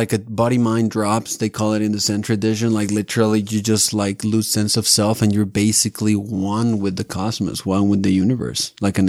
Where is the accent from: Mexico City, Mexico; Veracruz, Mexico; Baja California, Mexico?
Mexico City, Mexico; moved away as an adult; now in Salt Lake City, United States; I'm from Mexico City.